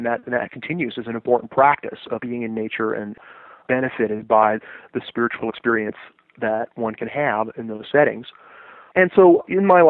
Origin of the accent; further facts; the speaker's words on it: Los Angeles, California, United States; growing up in Los Angeles